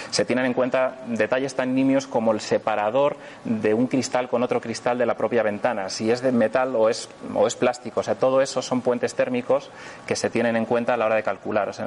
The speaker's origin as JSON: {"language": "Spanish", "region": "northern Spain", "country": "Spain", "said": "en una zona fría, por ejemplo en la Sierra Madrileña o en, la zona de, del norte de España, de donde yo soy"}